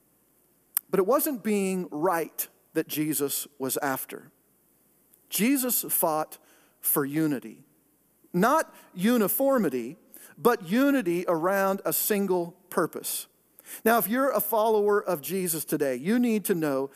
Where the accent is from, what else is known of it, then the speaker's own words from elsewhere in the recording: Pacific Northwest, United States; moved away; the greater Northwest. That's my hometown, Oregon, Washington, that area